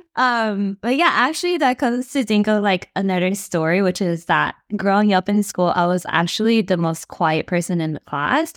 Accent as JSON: {"language": "English", "country": "United States", "tie": "born or raised there", "said": "we're the first generation to be born and raised in America"}